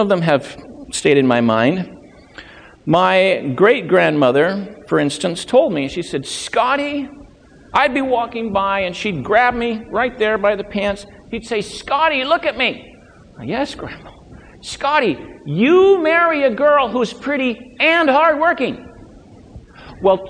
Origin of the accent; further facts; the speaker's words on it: Loma Linda, California, United States; now in Maine, United States; when I was growing up in Southern California, growing up in Loma Linda